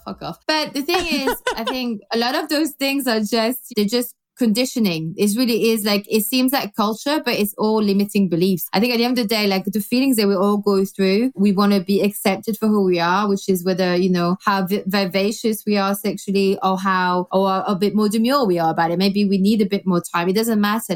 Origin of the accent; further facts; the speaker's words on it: Belgium; now in London, United Kingdom; I grew up in Belgium